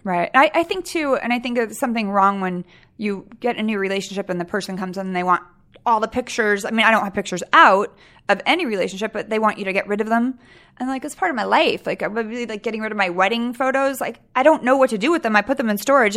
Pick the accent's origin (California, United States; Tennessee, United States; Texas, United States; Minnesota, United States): California, United States; Sacramento; I was raised in Sacramento